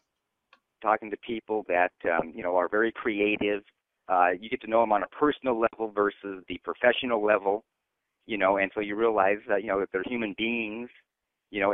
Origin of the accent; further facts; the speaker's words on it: Garden Grove, California, United States; I'm a California native. I grew up in Garden Grove, which is a little town in Orange County next to Disneyland